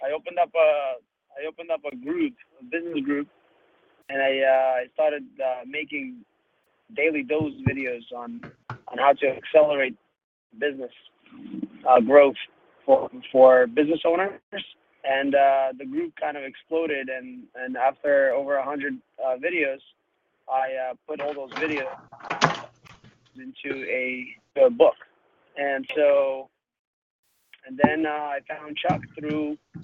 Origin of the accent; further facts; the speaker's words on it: Uzbekistan; now in United States; I'm from Uzbekistan, and I came to the United States, kind of fled from Uzbekistan due to racial reasons